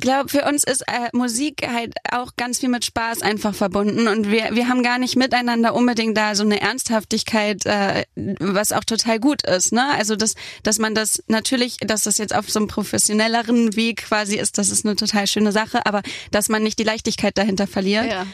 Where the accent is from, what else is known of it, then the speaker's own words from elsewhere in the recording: Hamburg, Germany; hatte ich mein erstes Release-Konzert in meiner Heimat Hamburg